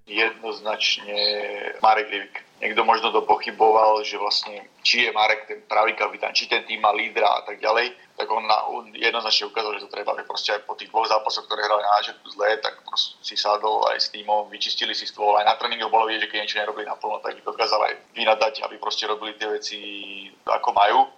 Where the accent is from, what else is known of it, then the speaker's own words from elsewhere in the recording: Slovakia; tiež sme Slováci